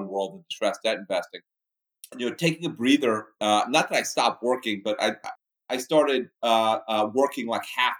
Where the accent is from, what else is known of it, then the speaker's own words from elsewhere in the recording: Miami, Florida, United States; moved away as an adult; also born or lived in Bahamas / New York; I was born in the Bahamas. I spent 9 years there, small town on the beach. It was fabulous. Loved it. And then family moved to Miami